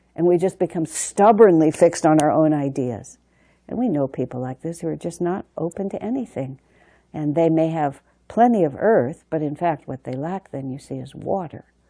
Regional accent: United States; I'm an American

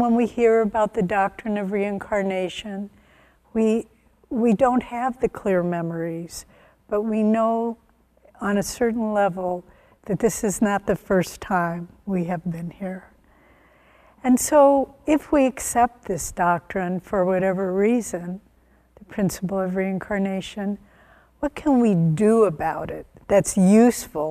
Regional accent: the Midwest of America, United States; I was born in the Midwest of America

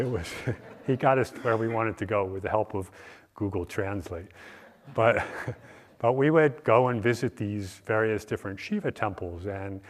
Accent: East Coast, United States; moved away; I grew up on the East Coast

